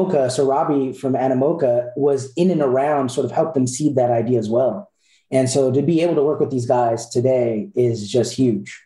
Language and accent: English; Long Island, New York, United States; I'm from Long Island